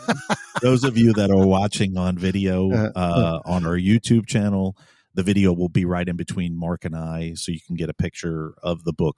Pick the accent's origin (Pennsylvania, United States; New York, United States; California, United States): New York, United States; New York City; moved away as an adult; now in Virginia, United States; I was originally from New York City